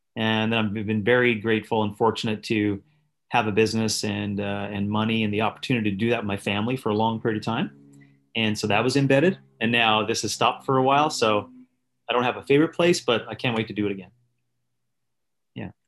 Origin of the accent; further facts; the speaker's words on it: Northern Canada, Canada; I was born in the Northern Canada, an isolated community